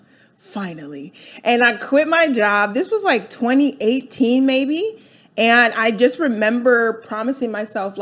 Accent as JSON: {"language": "English", "region": "Delaware", "country": "United States", "tie": "born or raised there", "also_born_or_lived": "New York", "moved": "as an adult", "lives_now": "Atlanta, United States", "said": "I grew up in Delaware"}